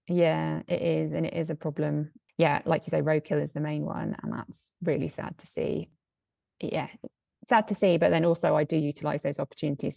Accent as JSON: {"language": "English", "region": "south of England", "country": "United Kingdom", "tie": "born or raised there", "moved": "as an adult", "lives_now": "Edinburgh, United Kingdom", "said": "I was born and raised in the south of England"}